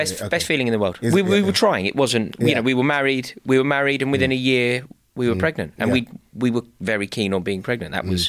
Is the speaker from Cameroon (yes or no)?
no; United Kingdom; I know we're British and we don't speak about things like